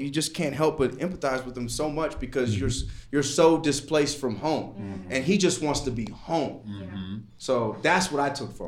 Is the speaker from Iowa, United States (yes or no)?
no; Los Angeles, California, United States; now in Salt Lake City, United States; I'm from Los Angeles, exactly.